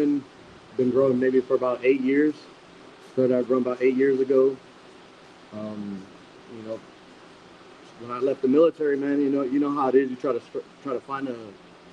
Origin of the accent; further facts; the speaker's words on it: El Paso, Texas, United States; also born or lived in Las Cruces, New Mexico; now in Carlsbad, United States; I grew up in El Paso